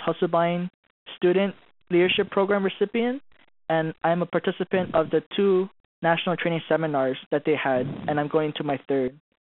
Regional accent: Hawaii, United States; also born or lived in Philippines; now in Fort Hood, United States; I was born and raised in Hawaii

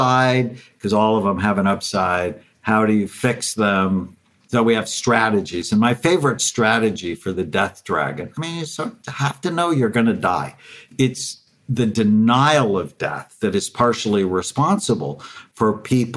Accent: Los Angeles, California, United States; born or raised there

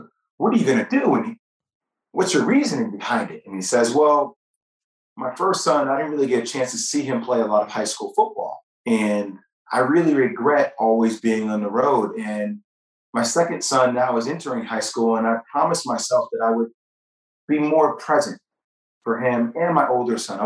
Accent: New Jersey, United States; I'm from New Jersey

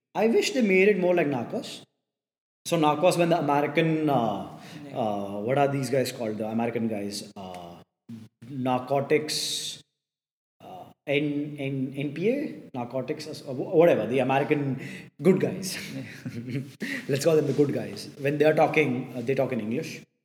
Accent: India

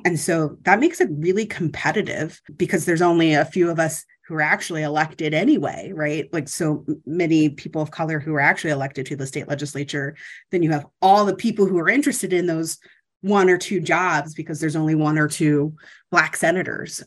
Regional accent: Ohio, United States; moved away; I'm from Ohio originally

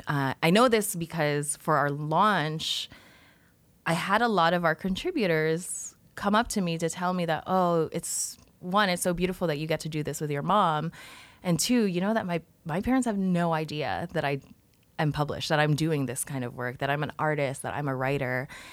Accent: Toronto, Ontario, Canada; also born or lived in Philippines; I was born in the Philippines and I came to Canada when I was four years old

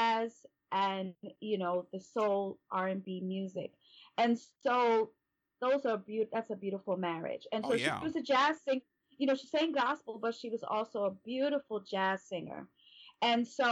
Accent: New York City, New York, United States; now in California, United States; I'm from Brooklyn.

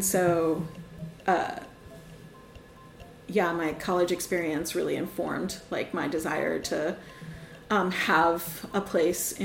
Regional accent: Miami, Florida, United States; moved away as an adult; also born or lived in Atlanta; I grew up in Miami

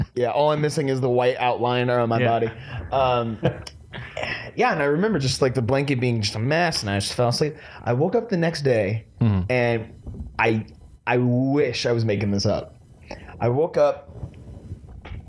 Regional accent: San Diego, California, United States; also born or lived in Orange County, California; I was born in Orange County, but we only lived there until like I was like three, and then we moved down here. So most of my life I remember living in San Diego up here

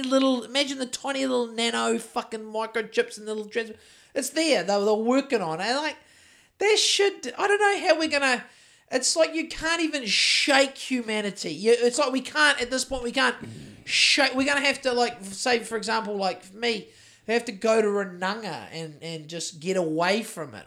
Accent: Christchurch, Canterbury, New Zealand; I'm from Christchurch

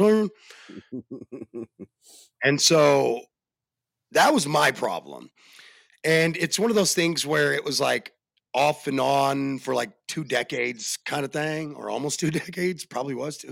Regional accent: Arizona, United States; I am from Arizona

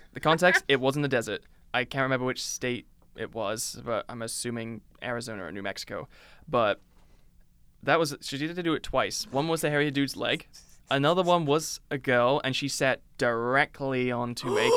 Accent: United Kingdom

